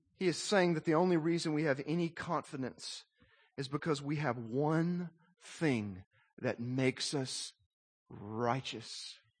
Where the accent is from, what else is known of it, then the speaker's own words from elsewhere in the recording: Little Rock, Arkansas, United States; When I was a little boy, growing up in Arkansas